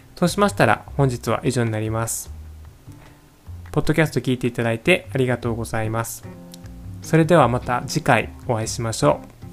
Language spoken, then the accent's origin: Japanese; Japan; first language Japanese; moved away as an adult; also born or lived in Singapore; 僕も母語の日本語